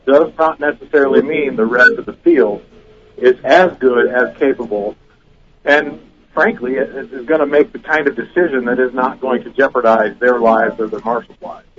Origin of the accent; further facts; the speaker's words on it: Minnesota, United States; moved away as an adult; now in Birmingham, United States; I'm from Minnesota, and uh, I moved to Birmingham, Alabama, recently